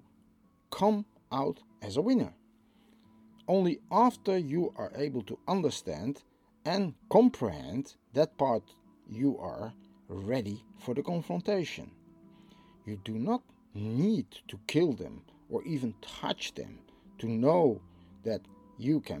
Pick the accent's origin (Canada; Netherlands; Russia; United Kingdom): Netherlands; I'm from the Netherlands